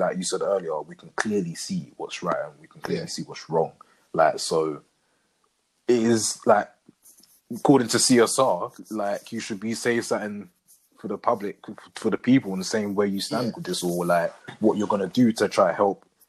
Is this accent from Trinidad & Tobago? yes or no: no; United Kingdom; don't see colour because we all grow up here. This guy's brown, this guy's white, this guy's black, we're all British.